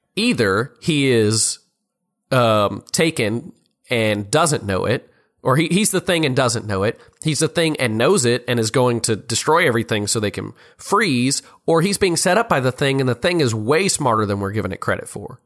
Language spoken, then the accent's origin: English; Louisiana, United States; also born or lived in Oklahoma; from Louisiana